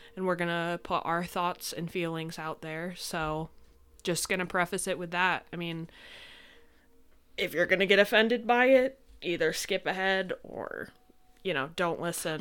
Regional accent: upstate New York, United States; we're from upstate, if you know anything about New York.

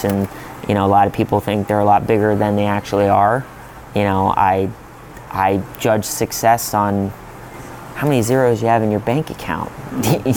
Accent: Pittsburgh, Pennsylvania, United States; I'm from Pittsburgh, so naturally I worked a lot with the Pittsburgh Steelers.

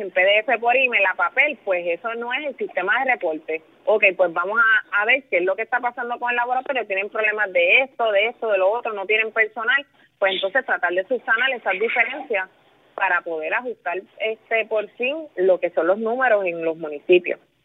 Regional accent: Villalba, Puerto Rico; also born or lived in Ponce; yo nací en Ponce, pero yo me crié en Villalba, en el campo de Villalba

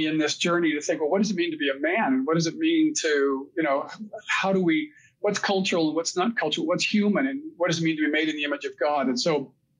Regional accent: United States; I was a typical American

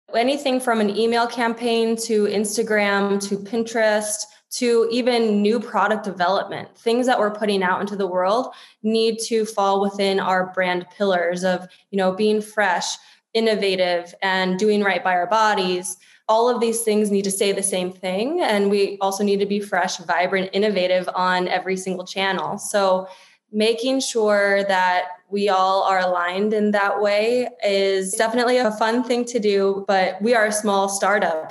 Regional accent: Washington, District of Columbia, United States; now in Los Angeles, United States; I'm an East Coaster. I grew up in the DC area.

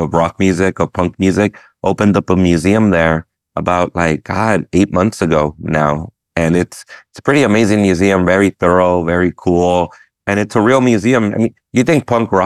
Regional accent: United States; I'm Mexican American and my parents are immigrants

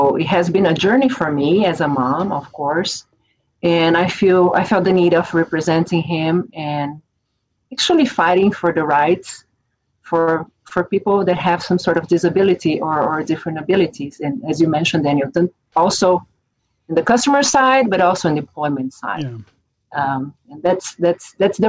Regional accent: São Paulo, Brazil; English is a second language; moved away; I am originally from Brazil. I'm from São Paulo

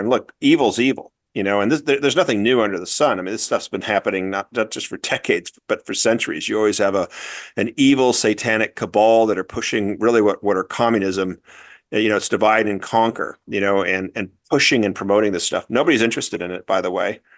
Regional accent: Newport Beach, California, United States; moved away as an adult; also born or lived in Wellesley, Massachusetts; I grew up in Corona del Mar, uh, which is in Newport Beach, Southern California.

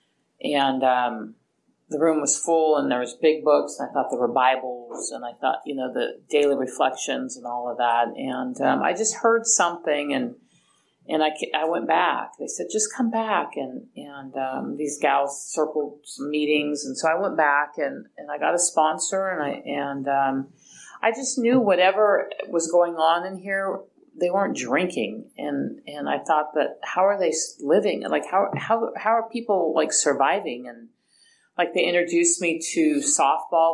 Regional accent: Hayward, California, United States; I was raised in Hayward

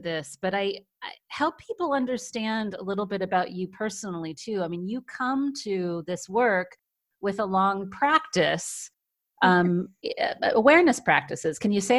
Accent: San Francisco Bay Area, California, United States; I'm from the San Francisco Bay Area.

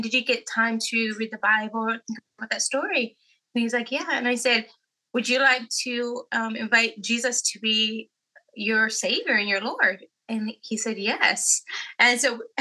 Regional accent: California, United States; we're from California

